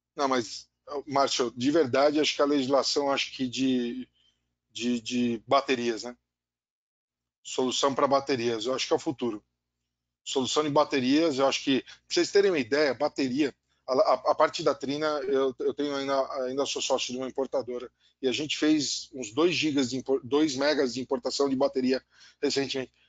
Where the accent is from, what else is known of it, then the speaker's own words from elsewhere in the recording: Brazil; also born or lived in São Paulo / Rio de Janeiro; como brasileiro